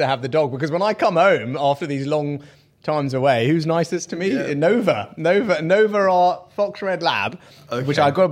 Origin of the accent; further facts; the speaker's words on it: Southampton, South East England, United Kingdom; I'm from Southampton.